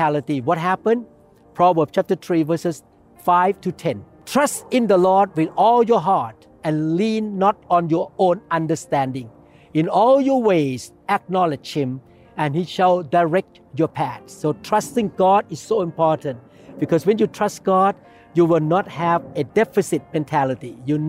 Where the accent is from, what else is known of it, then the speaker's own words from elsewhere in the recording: Thailand; English is a second language; now in United States; I myself was born in Thailand. I could not speak English like an American person